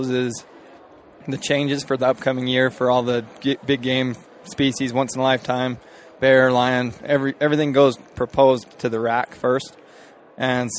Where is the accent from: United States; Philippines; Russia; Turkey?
United States; Cleveland, Utah; I'm from Cleveland, Utah, so really small town